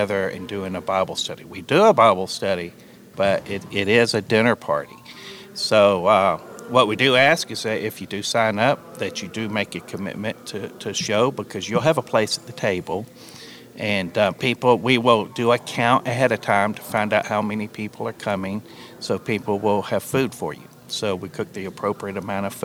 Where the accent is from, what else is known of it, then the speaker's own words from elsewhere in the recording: South Louisiana, United States; I'm from South Louisiana. I've always cooked Cajun food